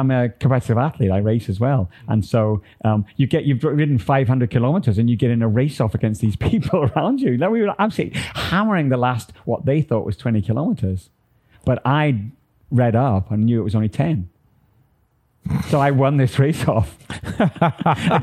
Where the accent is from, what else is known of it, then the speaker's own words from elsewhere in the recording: Manchester, North West England, United Kingdom; moved away as an adult; also born or lived in Scotland; now in Taiwan; I'm from Manchester, England